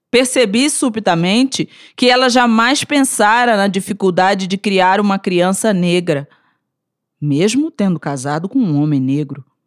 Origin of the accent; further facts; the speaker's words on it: Rio de Janeiro, Brazil; now in Brasília, Brazil; Sou carioca, vivo em Brasília